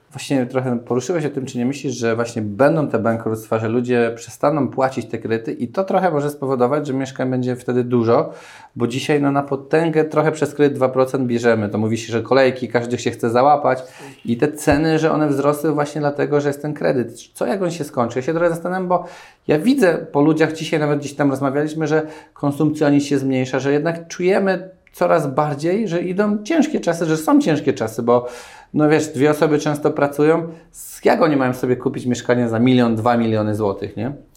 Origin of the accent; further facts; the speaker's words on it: Lesser Poland, Poland; ja pochodzę z Małopolski